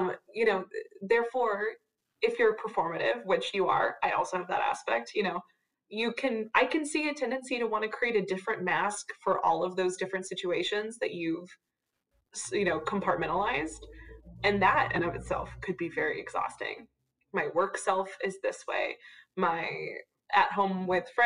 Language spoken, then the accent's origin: English; Texas, United States; I'm from Texas